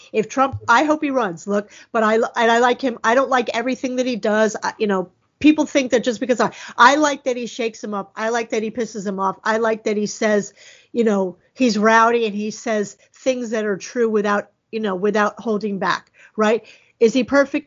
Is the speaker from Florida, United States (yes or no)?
yes; Florida, United States; I'm from Florida